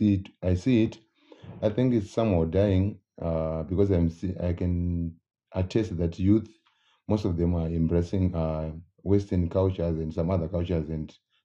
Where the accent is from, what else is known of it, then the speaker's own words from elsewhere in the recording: Zimbabwe; I'm from Zimbabwe.